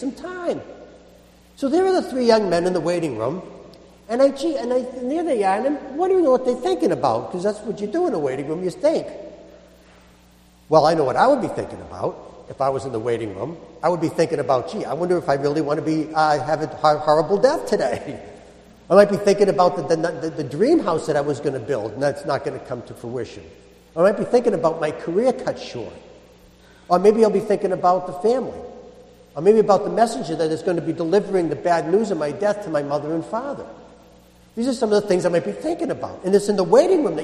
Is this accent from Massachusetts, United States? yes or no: yes; Boston, Massachusetts, United States; I'm a Bostonian.